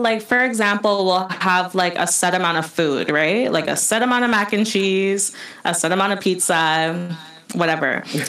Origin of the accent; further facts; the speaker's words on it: Jamaica; first language English; now in Canada; I'm Jamaican. I love going to Jamaica. Like, right. I just love... You just have that feeling that you're home.